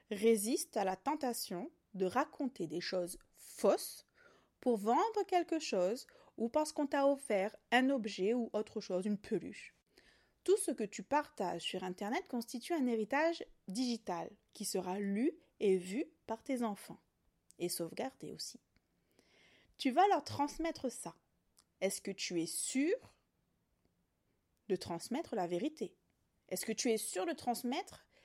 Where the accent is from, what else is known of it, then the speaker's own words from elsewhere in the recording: Réunion, France; Je suis réunionnaise, maman allaitante engagée.